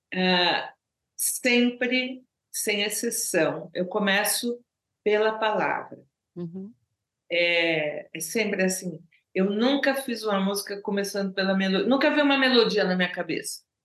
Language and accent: Portuguese; Brazil; first language Portuguese; now in Paris, France; português é minha língua natal